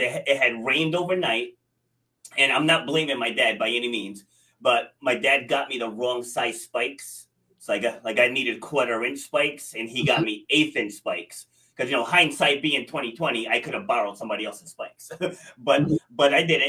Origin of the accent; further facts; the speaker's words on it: Rhode Island, United States; also born or lived in New York City; So I was born in New York City, but I was raised in Rhode Island, and that's where, where I am now in uh, Rhode Island.